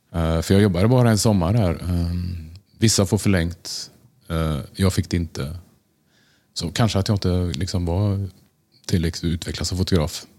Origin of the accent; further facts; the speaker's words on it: Tranemo, Västra Götaland, Sweden; moved away as an adult; also born or lived in Gothenburg / Stockholm; now in New York, United States; Jag är född i Göteborg och ehm, eh, bodde där ett år innan vi flyttade till Tranemo